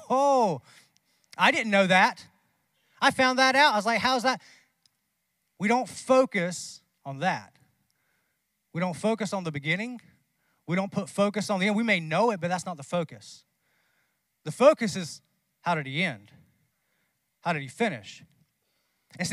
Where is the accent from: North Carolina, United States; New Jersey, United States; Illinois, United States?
North Carolina, United States; I'm from North Carolina